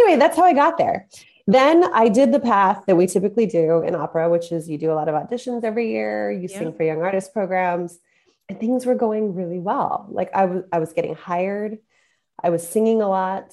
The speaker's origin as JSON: {"language": "English", "town": "Las Cruces", "region": "New Mexico", "country": "United States", "tie": "born or raised there", "also_born_or_lived": "Seattle / New York", "moved": "as an adult", "said": "I grew up in Las Cruces, New Mexico, which is actually multicultural, diverse place for how small it is."}